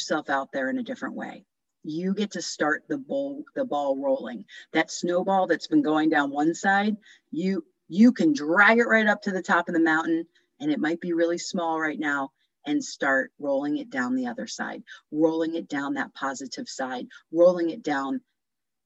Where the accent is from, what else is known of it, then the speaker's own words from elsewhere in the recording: New Jersey, United States; moved away; from New Jersey